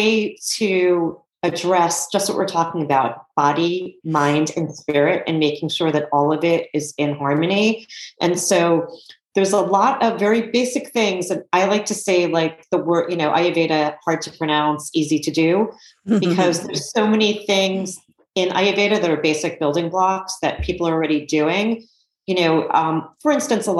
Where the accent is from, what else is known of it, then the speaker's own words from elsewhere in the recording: New York City, New York, United States; I grew up in New York City